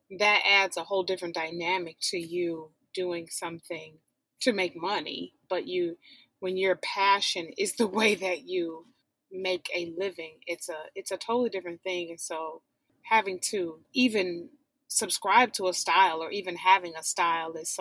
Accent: Detroit, Michigan, United States; moved away; I'm from Detroit, born and raised

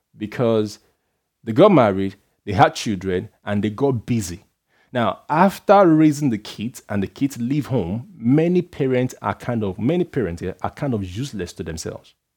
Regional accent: Nigeria; I'm a Nigerian guy. I come from a background where they are, you're asked to respect elders and stuff like

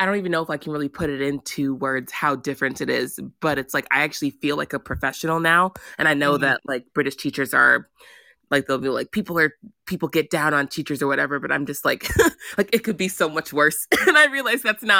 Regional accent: United States; I was raised in the American system

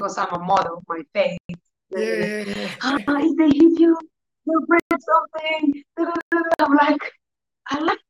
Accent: Bulgaria; I live in Bulgaria all life. My father is from Africa, Nigeria. Okay. My mom is Bulgarian

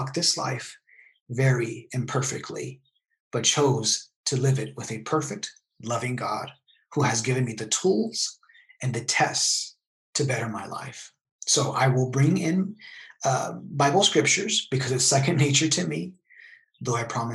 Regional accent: El Paso, Texas, United States; moved away as an adult; now in San Diego, United States; I grew up in El Paso, Texas, until about the age of 30

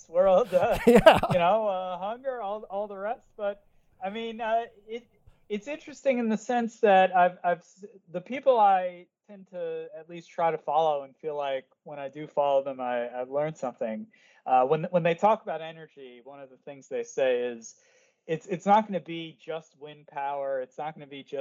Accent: Connecticut, United States; I grew up in Connecticut in the U.S.

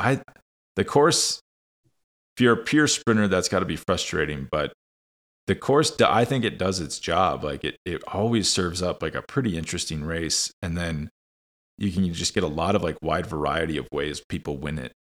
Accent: United States; as an American

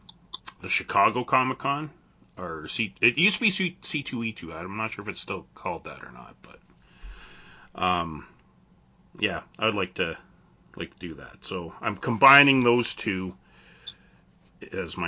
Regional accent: Canada

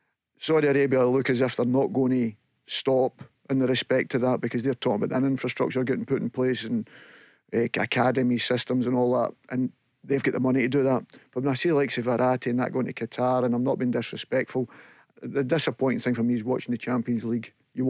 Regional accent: Scotland, United Kingdom; it's easy for me being Scottish

